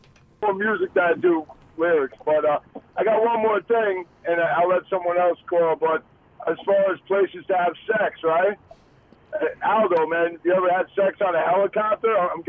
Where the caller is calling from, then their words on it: New Jersey, United States; I'm on my way to work. I'm in Jersey.